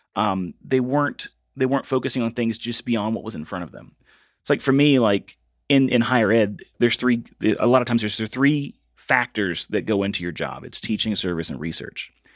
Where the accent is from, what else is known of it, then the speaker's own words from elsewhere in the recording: Virginia, United States; moved away as an adult; I had to go back to my hometown of Virginia and work at a window factory with my dad